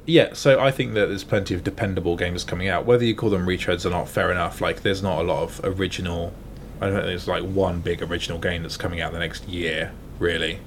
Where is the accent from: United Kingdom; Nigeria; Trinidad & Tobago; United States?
United Kingdom; Gosport, South East England; now in Bath, United Kingdom; my hometown, uh, Gosport near Portsmouth